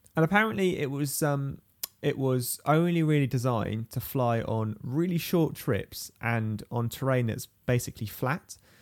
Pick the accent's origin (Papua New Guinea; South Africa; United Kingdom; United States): United Kingdom; I'm British